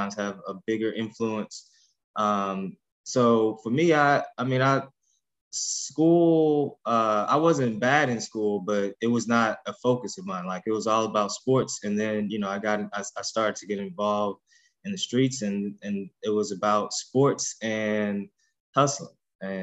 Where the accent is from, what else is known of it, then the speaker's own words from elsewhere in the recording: Ferguson, Missouri, United States; I'm from the Ferguson, Missouri area